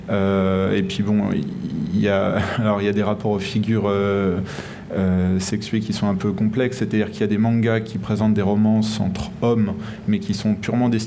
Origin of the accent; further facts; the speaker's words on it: France; chez nous en France